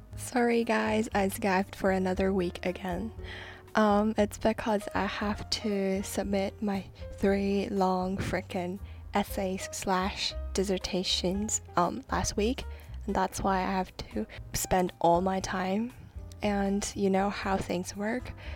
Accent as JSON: {"language": "English", "country": "Hong Kong", "said": "I'm from Hong Kong and um, I'm studying law"}